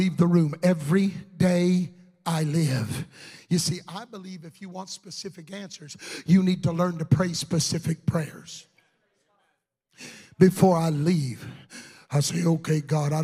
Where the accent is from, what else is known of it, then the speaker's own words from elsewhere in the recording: Texas, United States; I'm from Texas